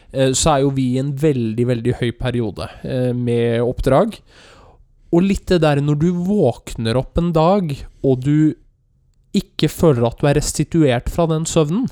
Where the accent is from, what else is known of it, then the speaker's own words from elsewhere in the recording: Løten, Innlandet, Norway; jeg er fra Løten